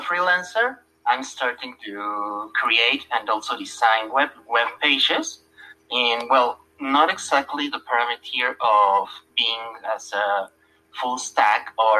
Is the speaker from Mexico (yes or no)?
yes; Mexico City, Mexico; English is a second language; Yes, I'm from Mexico City with 35 years old.